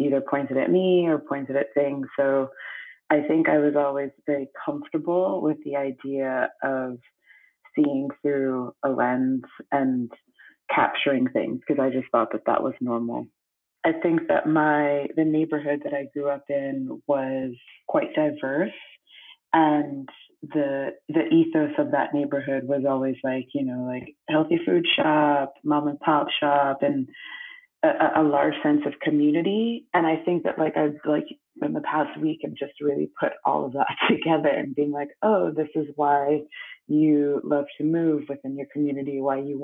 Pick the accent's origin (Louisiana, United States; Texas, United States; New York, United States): New York, United States; New York City; also born or lived in Brooklyn / Antigua; I grew up on the Upper West Side of Manhattan, New York City, and I grew up with my mom predominantly